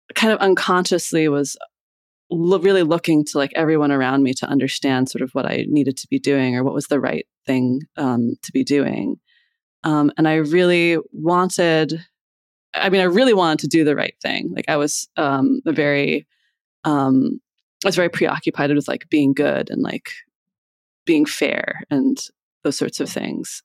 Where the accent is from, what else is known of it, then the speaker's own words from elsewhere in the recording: Iowa, United States; moved away as an adult; also born or lived in Boston; now in Philadelphia, United States; I grew up in Iowa, and then I moved here to go to college.